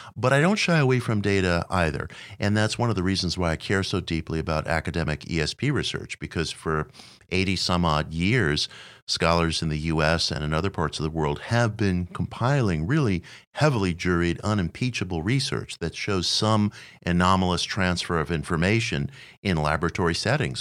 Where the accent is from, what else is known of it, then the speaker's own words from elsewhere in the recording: New York City, New York, United States; I was a kid growing up in Queens at age nine